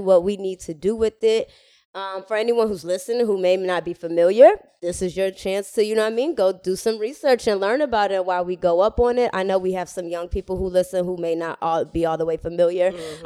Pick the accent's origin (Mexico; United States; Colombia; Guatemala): United States; Atlanta, Georgia; moved away as an adult; also born or lived in Miami / Cambridge; I was born in Miami and then I grew up in Atlanta.